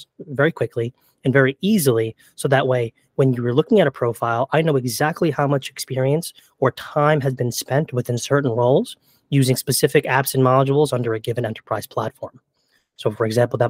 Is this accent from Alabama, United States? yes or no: no; New York, United States; I'm from New York